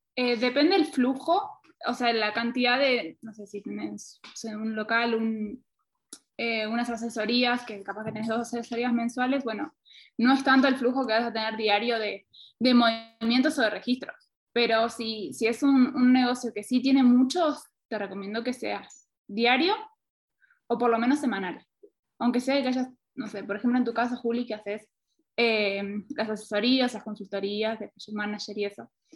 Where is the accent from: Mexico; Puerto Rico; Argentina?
Argentina; now in Quito, Ecuador; soy argentina, pero actualmente estoy en Quito